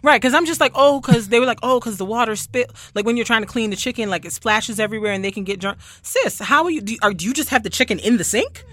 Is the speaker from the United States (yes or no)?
no; Barbados; I'm from Barbados, where we lime and salt chicken